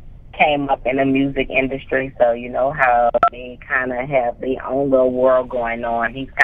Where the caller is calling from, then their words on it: Atlanta, Georgia, United States; I'm calling in from Atlanta, Georgia today. I'm home.